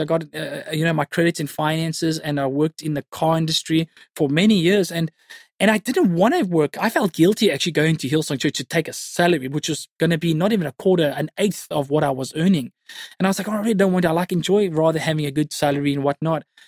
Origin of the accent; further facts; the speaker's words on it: Cape Town, Western Cape, South Africa; born and bred in Cape Town you know, went to high school at Stellenberg High School in the northern suburbs. Yeah, raised in the northern suburbs.